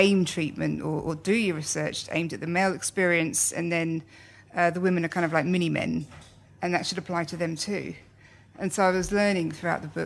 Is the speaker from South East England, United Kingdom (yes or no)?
yes; Slough, South East England, United Kingdom; now in Australia; I grew up in Slough and now I live in Australia